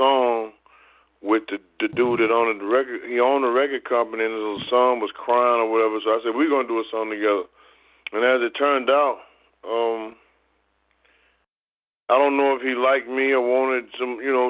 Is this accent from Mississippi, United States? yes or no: yes; Mississippi, United States; moved away; also born or lived in Texas / Denver; I was born in Denver, but I left there when I was like 6 weeks old. And so I was raised in Mississippi and Texas.